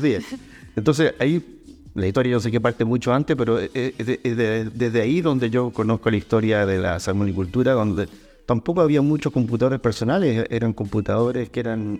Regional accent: Calbuco, Los Lagos, Chile; also born or lived in Puerto Montt; Soy de Calbuco, criado en Calbuco, aunque nací en Puerto Montt

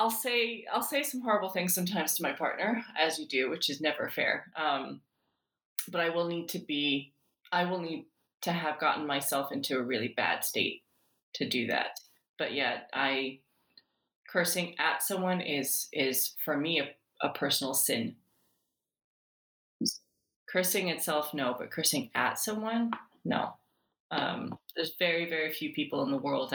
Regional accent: New York City, New York, United States; moved away as an adult; also born or lived in Iran / Italy / Massachusetts / United Kingdom; we were routed to the United States, and I grew up in New York City in Queens

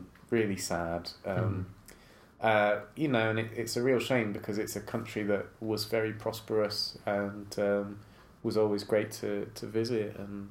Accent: Bristol, South West England, United Kingdom; accent: slight Bristolian; also born or lived in Zimbabwe / Scotland; I grew up in Bristol, hence the slight Bristolian accent

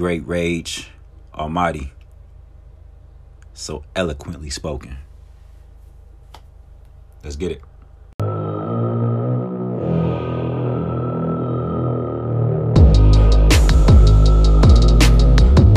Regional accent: Milwaukee, Wisconsin, United States; I'm from the Poetry Unplugged era in Milwaukee

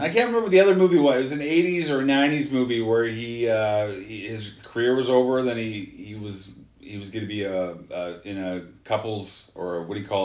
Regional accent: Victoria, British Columbia, Canada; I grew up in Victoria

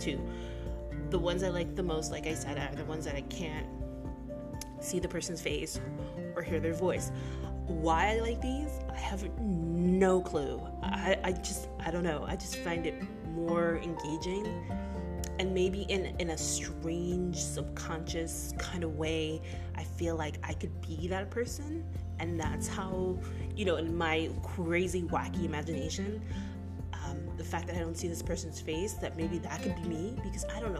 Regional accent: United States; as an American

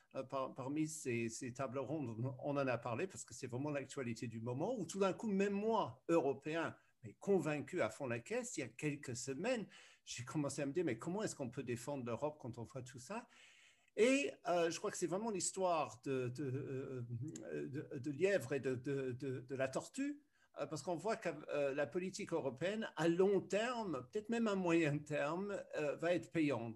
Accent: United Kingdom; moved away as an adult; also born or lived in France / Brussels, Belgium / Berlin, Germany; je suis né en Grande-Bretagne

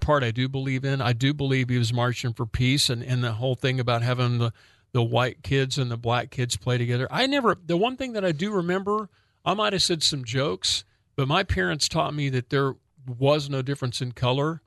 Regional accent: Northwest Oklahoma, United States; a little white boy growing up in Northwest Oklahoma

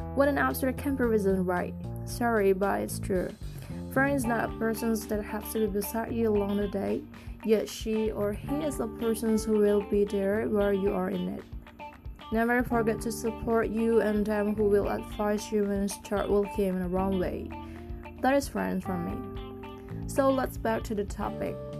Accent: Indonesia; I come from Indonesia, a country with thousands culture, ethnics, and traditions.

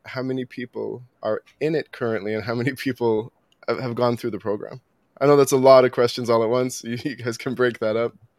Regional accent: Toronto, Ontario, Canada; I grew up in Toronto. I grew up in North York.

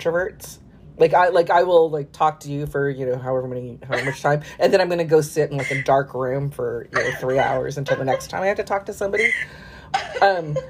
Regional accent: Bay Area, Silicon Valley, California, United States; moved away; also born or lived in Brooklyn, New York; I grew up in the Bay Area, in the Silicon Valley, and it's so expensive

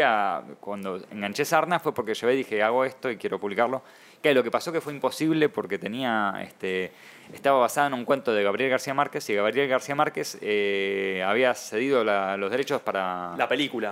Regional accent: Argentina; soy argentino

